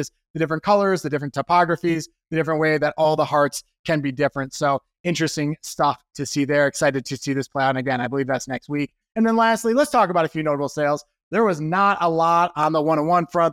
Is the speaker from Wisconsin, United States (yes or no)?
yes; Wisconsin, United States; I'm from Wisconsin.